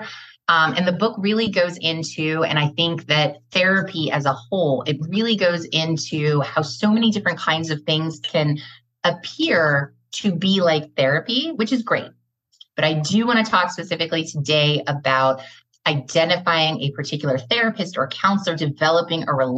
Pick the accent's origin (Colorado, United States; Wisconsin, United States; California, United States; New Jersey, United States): California, United States; Los Angeles; also born or lived in Gainesville, Georgia / Greater Metro Atlanta, Georgia; now in Atlanta, United States; I was born and raised in West Los Angeles, but relocated to the Gainesville, Georgia area